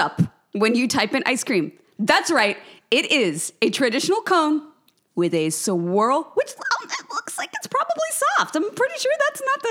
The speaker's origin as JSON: {"language": "English", "region": "Kansas", "country": "United States", "tie": "born or raised there", "said": "I grew up in Kansas"}